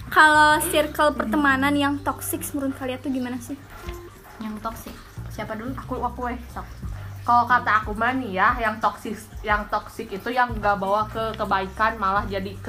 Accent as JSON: {"language": "Indonesian", "region": "West Java", "country": "Indonesia", "said": "karena kita kan orang Sunda terus yang memiliki jiwa insecurity sehingga selalu nempel sama kita"}